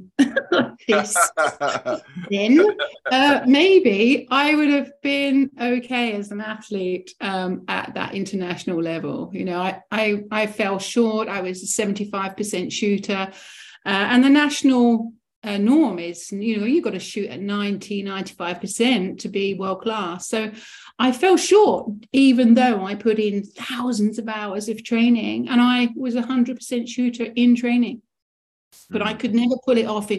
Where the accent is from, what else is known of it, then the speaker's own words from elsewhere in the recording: Rochester, South East England, United Kingdom; I'm from Kent, Rochester originally, which is just south of London